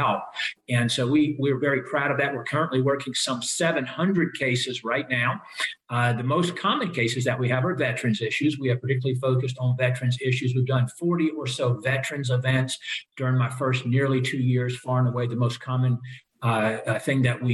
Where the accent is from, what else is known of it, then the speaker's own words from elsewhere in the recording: Lynchburg, Virginia, United States; I grew up in the Lynchburg area.